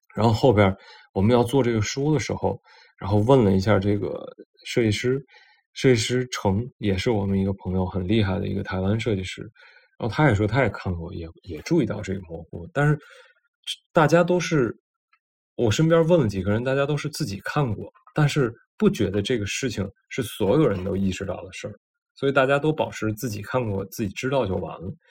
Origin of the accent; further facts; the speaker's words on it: Tianjin, China; accent: Tianjin dialect; 用我们天津话说